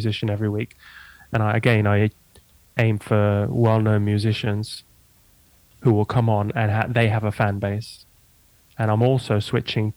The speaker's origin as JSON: {"language": "English", "town": "Lincoln", "region": "East Midlands", "country": "United Kingdom", "tie": "born or raised there", "also_born_or_lived": "Amsterdam", "moved": "as an adult", "said": "I grew up in Lincoln, so yeah, I went to school"}